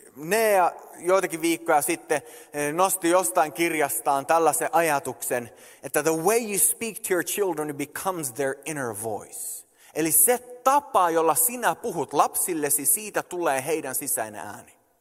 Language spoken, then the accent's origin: Finnish; Sweden; moved away as an adult; also born or lived in Canada; mä oon syntynyt ja kasvanut Ruotsissa